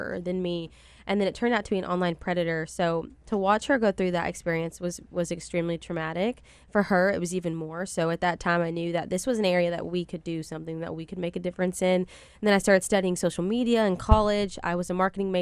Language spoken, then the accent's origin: English; Harrison, Arkansas, United States; I am from Harrison, Arkansas originally. I'm from a single mother home.